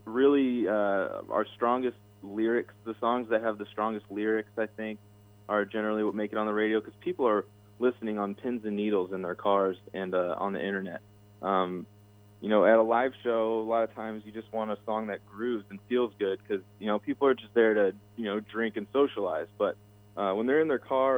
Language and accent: English; Dallas, Texas, United States; growing up in Dallas